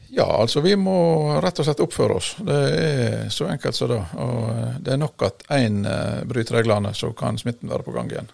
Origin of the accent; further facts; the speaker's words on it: Masfjorden, Vestland, Norway; moved away; jeg kommer jo fra Masfjorden